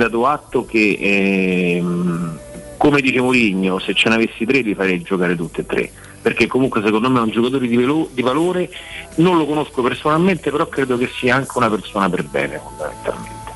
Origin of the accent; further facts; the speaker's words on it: Rome, Lazio, Italy; da romano e romanista